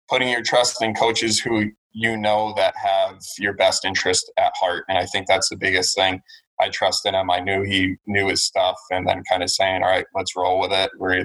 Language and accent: English; Connecticut, United States; I grew up in Connecticut